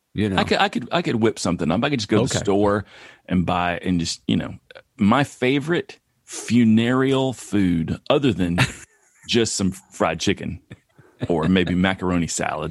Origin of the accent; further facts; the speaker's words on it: East Tennessee, United States; moved away